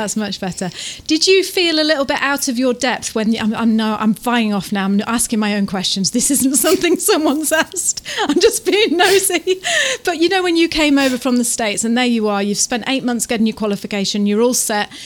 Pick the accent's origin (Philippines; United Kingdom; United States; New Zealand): New Zealand; Taranaki; we're from Taranaki